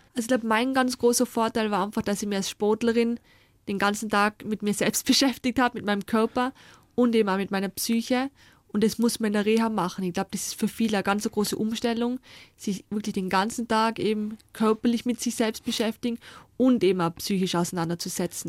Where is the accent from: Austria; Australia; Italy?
Austria